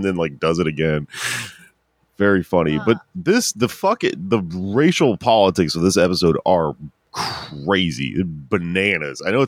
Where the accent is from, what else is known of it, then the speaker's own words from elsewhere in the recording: Houston, Texas, United States; I grew up in Houston, right? In mm-hmm. Southwest Houston